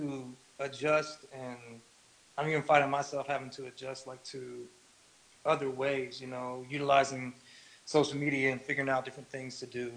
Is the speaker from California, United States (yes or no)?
yes; the Bay Area, California, United States; I grew up in the Bay Area.